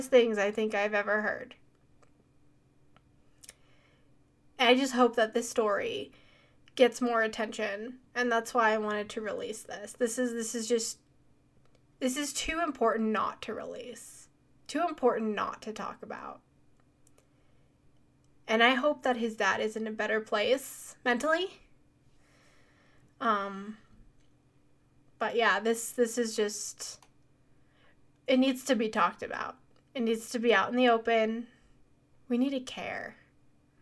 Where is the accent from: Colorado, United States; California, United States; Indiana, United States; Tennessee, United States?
Colorado, United States; I'm from Colorado